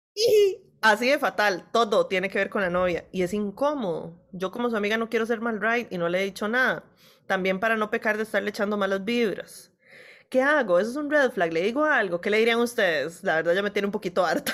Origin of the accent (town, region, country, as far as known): Costa Rica